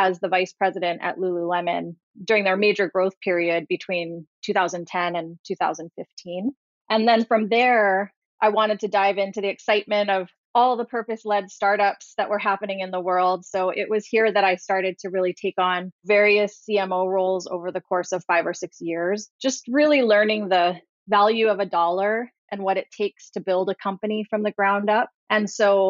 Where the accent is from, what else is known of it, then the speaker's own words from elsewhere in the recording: Hawaii, United States; moved away; also born or lived in Washington; I was born and raised in Hawaii